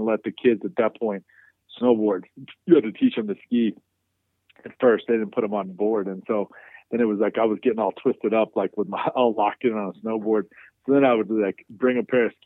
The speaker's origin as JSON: {"language": "English", "town": "Chicago", "region": "Illinois", "country": "United States", "tie": "born or raised there", "also_born_or_lived": "upstate New York", "moved": "as an adult", "lives_now": "Wyoming, United States", "said": "I grew up in Chicago. I went to school in upstate New York"}